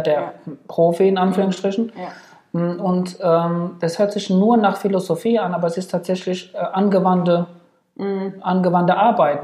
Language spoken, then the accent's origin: German; Ludwigshafen, Rhineland-Palatinate, Germany; also born or lived in Frankfurt / Bad Nauheim; Ludwigshafen ist jetzt sicherlich nicht die schönste Stadt, aber es ist meine Heimat